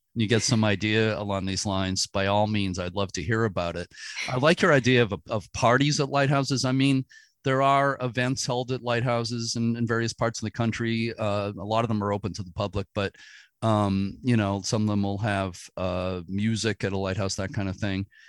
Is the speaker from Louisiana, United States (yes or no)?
no; Boston, Massachusetts, United States; I grew up in the Boston area